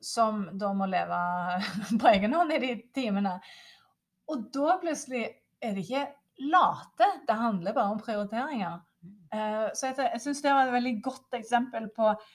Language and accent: Norwegian; Norway; som nordmann, så er en utrolig privilegert